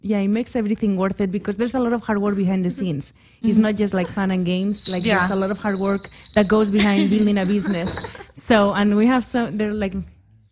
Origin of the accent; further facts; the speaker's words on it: Barcelona, Catalonia, Spain; English is a second language; moved away as an adult; now in United States; I'm from Barcelona